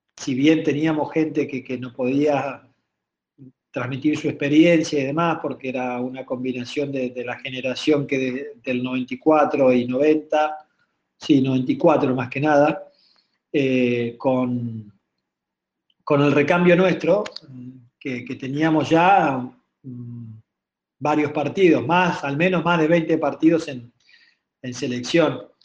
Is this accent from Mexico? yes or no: no; Argentina